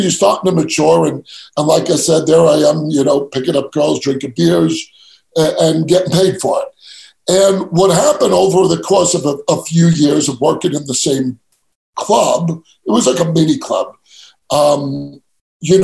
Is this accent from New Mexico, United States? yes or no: no; New York City, New York, United States; I grew up, born and raised in New York, Italian household in Queens